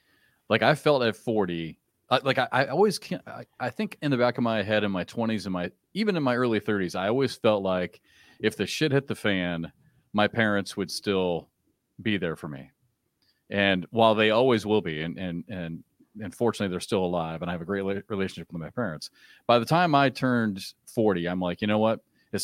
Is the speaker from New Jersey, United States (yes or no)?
no; Iowa, United States; also born or lived in Kansas; growing up in Iowa